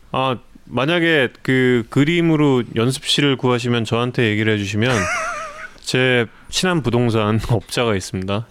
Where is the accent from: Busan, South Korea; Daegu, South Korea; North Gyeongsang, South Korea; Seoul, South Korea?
Seoul, South Korea; 제가 한양대학교 부속병원에서 태어났습니다